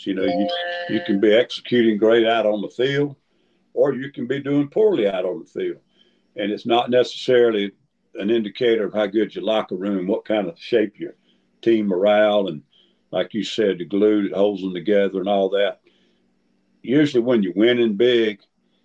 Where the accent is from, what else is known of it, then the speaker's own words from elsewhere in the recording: South Carolina, United States; I grew up in South Carolina